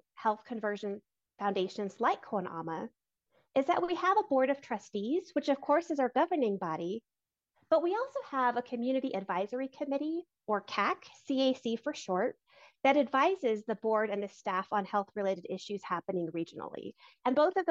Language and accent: English; Albuquerque, New Mexico, United States; moved away as an adult; also born or lived in Arizona / Texas / New Jersey; I grew up in the South Valley area in Albuquerque